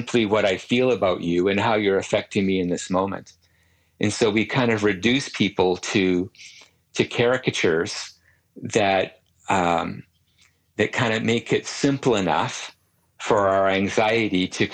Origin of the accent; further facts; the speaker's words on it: Canada; As a Canadian